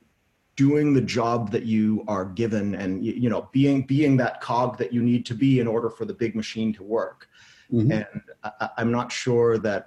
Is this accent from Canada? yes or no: yes; Canada; I'm Canadian.